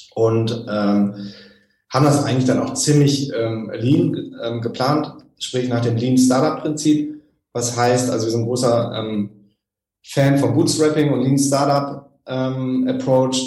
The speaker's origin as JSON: {"language": "German", "country": "Germany", "said": "als Deutsche"}